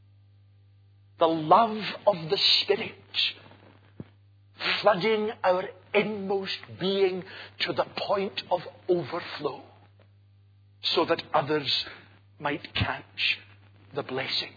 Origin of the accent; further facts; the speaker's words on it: Glasgow, Scotland, United Kingdom; I'm a Glaswegian